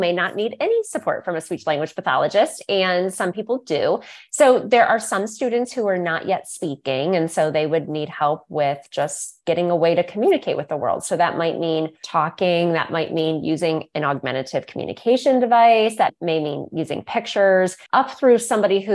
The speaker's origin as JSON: {"language": "English", "region": "Northeast Ohio", "country": "United States", "tie": "born or raised there", "said": "my private practice here in my hometown here in Northeast Ohio"}